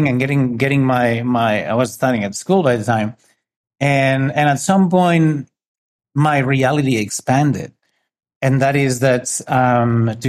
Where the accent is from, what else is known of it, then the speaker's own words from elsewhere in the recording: northern Spain, Spain; I'm from Spain. I grew up in a little city